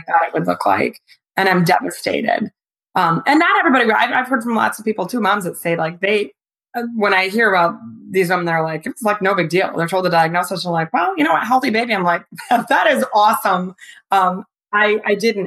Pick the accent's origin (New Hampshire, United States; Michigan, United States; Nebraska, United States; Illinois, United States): Michigan, United States; I grew up in Michigan